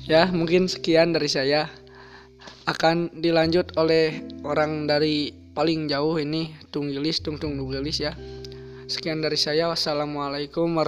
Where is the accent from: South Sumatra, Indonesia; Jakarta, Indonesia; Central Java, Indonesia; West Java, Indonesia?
West Java, Indonesia; Bogor; born there; Saya lahir di Bogor tapi tinggal di Burujul, entah kenapa.